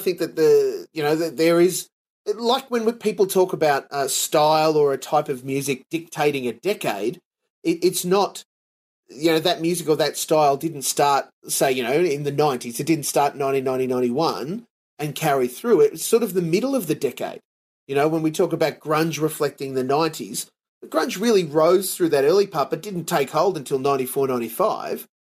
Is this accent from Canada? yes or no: no; Australia; I'm as Aussie as they come